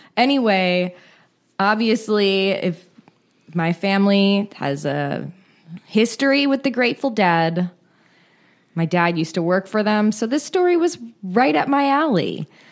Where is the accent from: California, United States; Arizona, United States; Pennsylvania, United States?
California, United States; Marin County; born or raised there